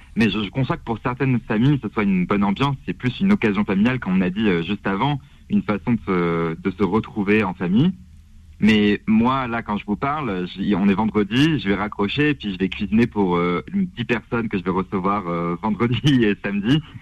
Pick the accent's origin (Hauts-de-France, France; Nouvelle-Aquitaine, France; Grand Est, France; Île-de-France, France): Grand Est, France; Strasbourg; je viens de Strasbourg